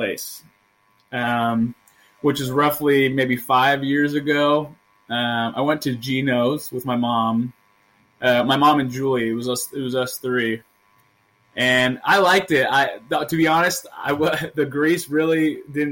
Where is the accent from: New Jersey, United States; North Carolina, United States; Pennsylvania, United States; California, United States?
California, United States; Northern; we're from Northern California